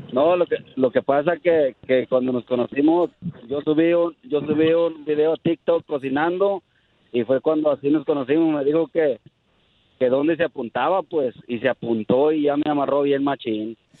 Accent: south of the State of Mexico, Mexico; del sur del Estado de México

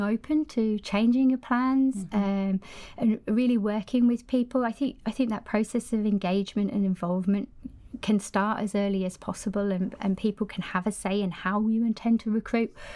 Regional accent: Cumbria, North West England, United Kingdom; moved away as an adult; now in Sweden; originally I'm from Cumbria, up in the north of the country

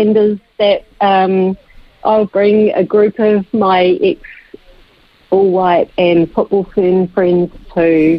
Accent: England, United Kingdom; now in New Zealand; I'm English born

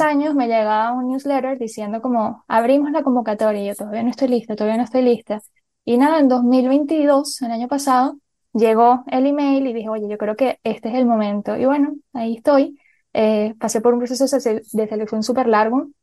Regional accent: Venezuela; moved away as an adult; also born or lived in Colombia; yo nací en Colombia y me crié en Venezuela

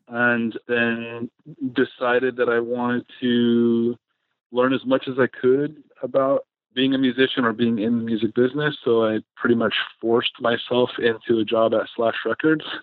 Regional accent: San Francisco, California, United States; moved away as an adult; also born or lived in Los Angeles; I grew up in San Francisco in the 80s, the punk scene up there

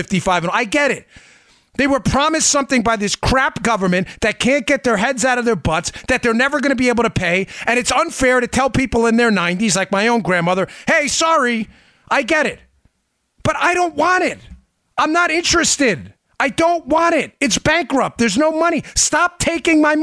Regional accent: Smithtown, New York, United States; also born or lived in Queens, New York; I was born in Smithtown. My parents got divorced. I moved above a bar at 64th Place in Myrtle Avenue in a cockroach infested apartment

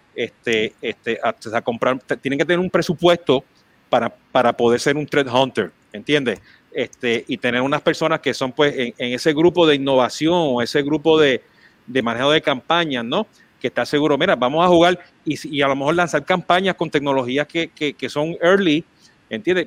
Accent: Mexico; now in United States; como mexicano, pues este, fundamos en México este, el Social Media Club

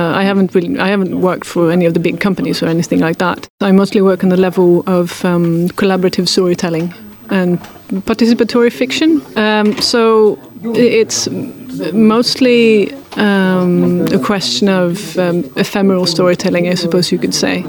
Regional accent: Sweden; first language Swedish; English is a second language; Swedish is my native language and English isn't.

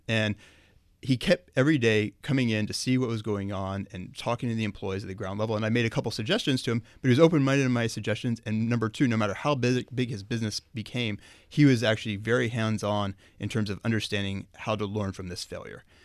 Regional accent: Oklahoma, United States; moved away; I'm from Oklahoma

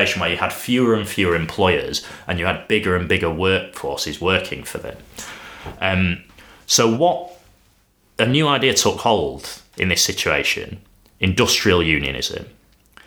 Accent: Sheffield, Yorkshire and the Humber, United Kingdom; my hometown of Sheffield

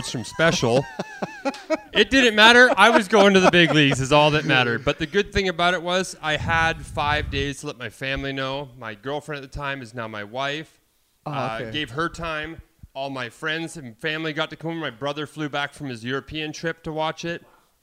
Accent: Canada; moved away as an adult; I'm Canadian. I follow the Jays. I grew up watching the Jays

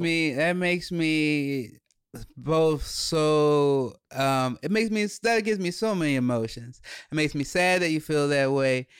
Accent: Chicago, Illinois, United States; we grew up in Chicago

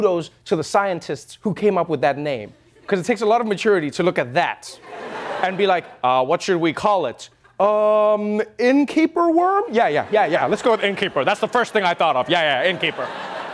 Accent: South Africa; I'm South African

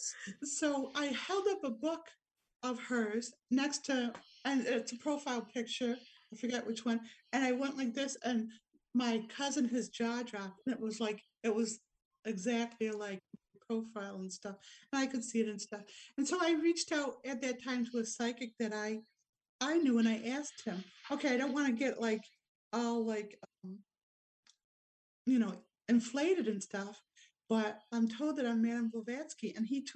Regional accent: Rochester, New York, United States; now in Wodonga, Australia; Rochester, New York, my hometown

